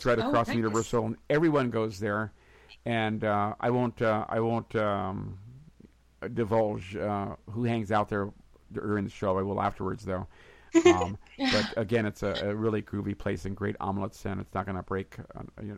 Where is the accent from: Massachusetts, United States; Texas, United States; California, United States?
California, United States; San Francisco; now in Los Angeles, United States; I grew up in San Francisco